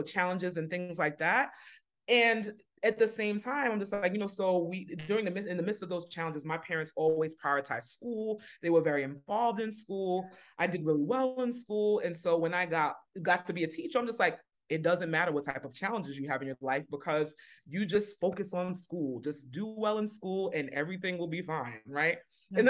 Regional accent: New York City, New York, United States; accent: New York; moved away as an adult; also born or lived in Boston; I grew up in New York City, but I began teaching in a different state than where I grew up

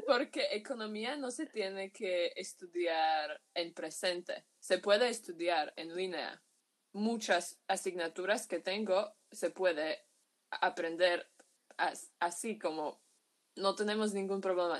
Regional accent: Bratislava, Bratislava Region, Slovakia; Spanish is a second language; soy de Eslovaquia, de Bratislava, es la capital de aquí.

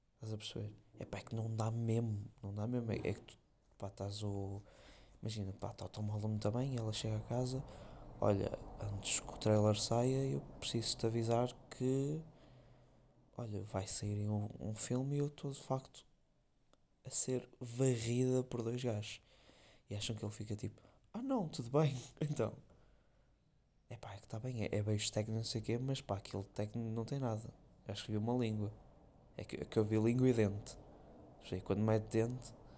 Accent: Porto, North, Portugal; accent: northern (Porto); eu ser do Norte e não sei o que, do Porto

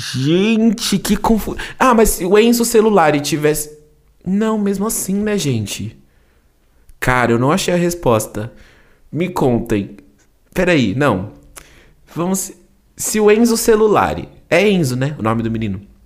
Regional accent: São Paulo, Brazil; accent: paulista R; eu sou paulista, né? Eu falo porta

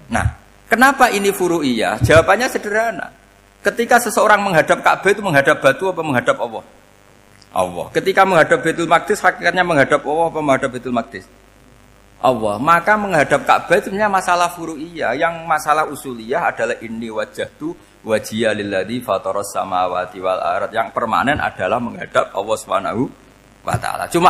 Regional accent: Rembang, Central Java, Indonesia; Kayak saya kan orang Rembang. Rembang itu apanya Jogja?

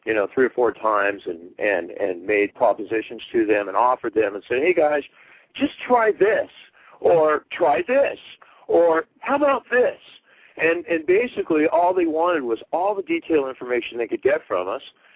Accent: United States; I'm an American

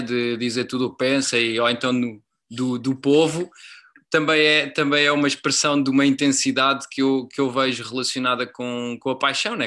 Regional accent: Portugal; enquanto portugueses

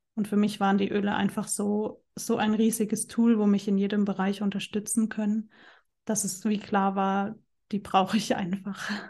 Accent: Germany; also born or lived in Central Switzerland; now in Switzerland; ich wohne in der Zentralschweiz, komme aber ursprünglich aus Deutschland

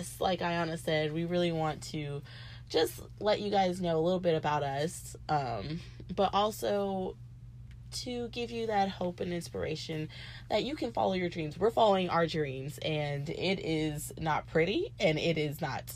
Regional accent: the South, United States; we're from the South

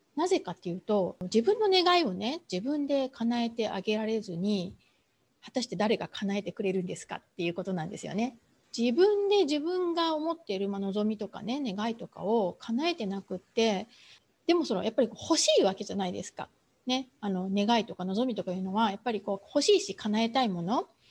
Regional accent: Kumamoto, Japan; 私すごい田舎の出身なんですね。あの熊本のねそれもすごいどなど田舎

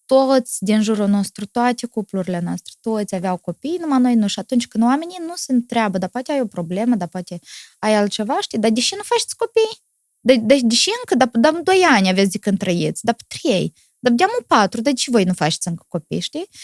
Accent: Moldova; sunt moldovean

